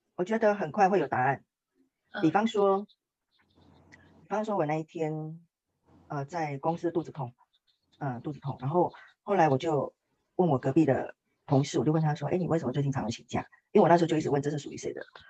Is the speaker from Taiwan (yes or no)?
yes; Taiwan; 我来自台湾